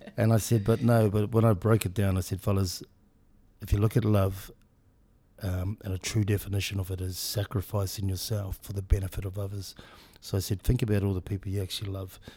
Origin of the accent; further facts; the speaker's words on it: New Zealand; moved away; as a Pacific Islander boy growing up in New Zealand